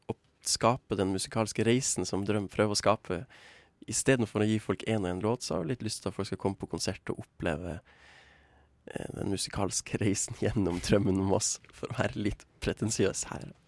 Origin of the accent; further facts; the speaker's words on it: Tromsø, Troms, Norway; Jeg kommer fra Tromsø